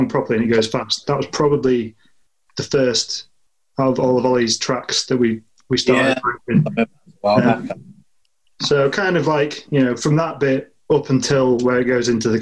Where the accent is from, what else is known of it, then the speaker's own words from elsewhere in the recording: Southport, North West England, United Kingdom; accent: northwest; we're mostly from Southport